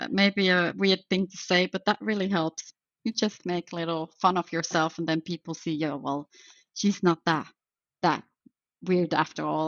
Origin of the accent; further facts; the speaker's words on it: Finland; moved away as an adult; now in Belgium; I am actually from Finland to start with, but I live in Belgium for about 20 years or more now.